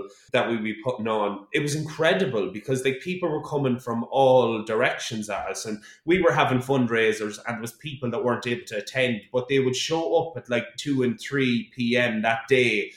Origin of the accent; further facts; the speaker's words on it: Mullingar, Leinster, Ireland; my hometown with my hometown friends